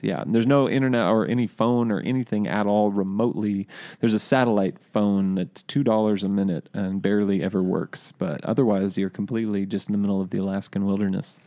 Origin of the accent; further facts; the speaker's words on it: Cambria, California, United States; moved away as an adult; also born or lived in San Luis Obispo, California / Norway; that's my hometown